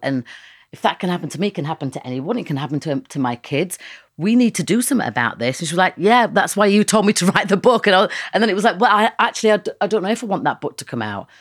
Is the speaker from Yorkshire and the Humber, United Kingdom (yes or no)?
yes; Leeds, Yorkshire and the Humber, United Kingdom; I know where I come from. I'm from Leeds